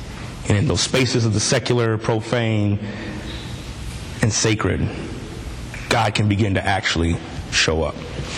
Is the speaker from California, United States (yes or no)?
yes; California, United States; I'm from the Bay Area, so 106.1 KMEL.